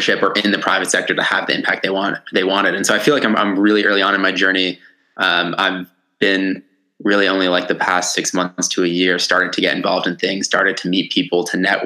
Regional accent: Connecticut, United States; also born or lived in Brooklyn, New York, United States; And then when I was about 7 or 8, I moved up to where I live now, which is in like rural Connecticut.

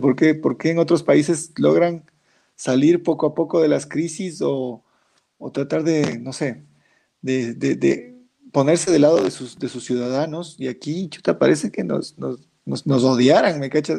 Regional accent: Ecuador; Ecuador, mi país, mi tierra

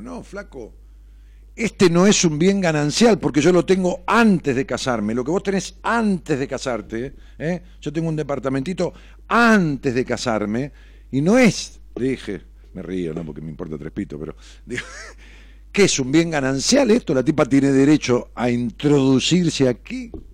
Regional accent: Ramos Mejía, Buenos Aires Province, Argentina; moved away as an adult; now in Buenos Aires, Argentina; yo me fui de mi pueblo de Ramos Mejía

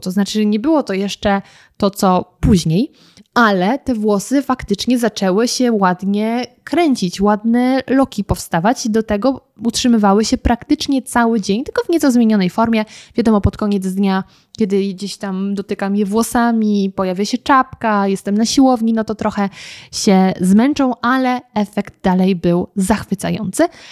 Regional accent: German-Czech border area, Lower Silesian Voivodeship, Poland; moved away as an adult; now in Warsaw, Poland; kiedy mieszkałam jeszcze w moich rodzinnych stronach, to od nas do Lublina jest kawał drogi, ponieważ ja mieszkam, pochodzę z granicy niemiecko-czeskiej

